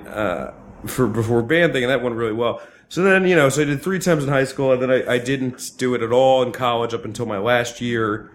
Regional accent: New Jersey, United States; I grew up in Jersey

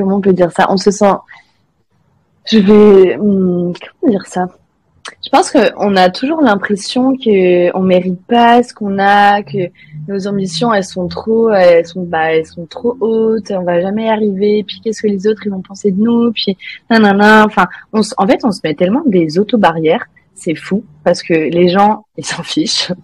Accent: France; first language French; moved away as an adult; also born or lived in Mexico; now in Canada; je suis française

